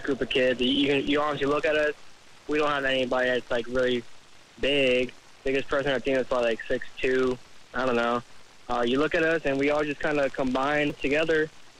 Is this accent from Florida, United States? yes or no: yes; Orlando, Florida, United States; moved away as an adult; now in Jacksonville, United States; I'm from Orlando, Florida